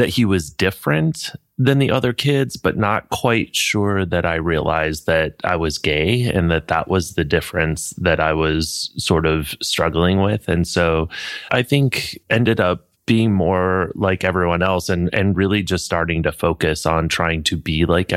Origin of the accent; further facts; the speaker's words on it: Flint, Michigan, United States; I grew up in Flint, Michigan